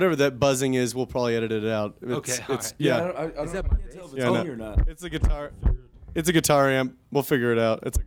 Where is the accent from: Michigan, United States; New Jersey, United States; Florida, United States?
Florida, United States; Orlando; moved away; I'm from Orlando originally